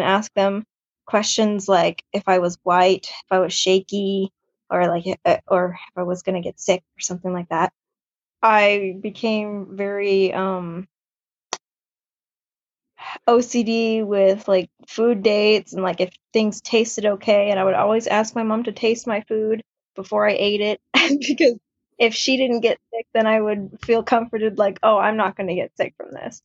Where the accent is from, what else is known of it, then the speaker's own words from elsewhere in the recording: Germany; I grew up in Germany